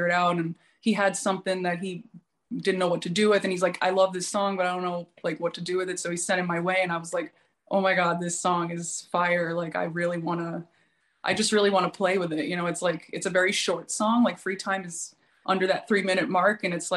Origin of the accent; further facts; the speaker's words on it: New York City, New York, United States; also born or lived in Oregon; now in Los Angeles, United States; I was born in New York, but I live